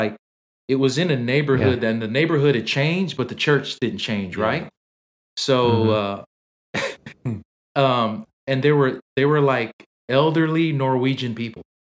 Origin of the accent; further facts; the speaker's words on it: Samoa; Roby was one of the guys we grew up on in Samoa.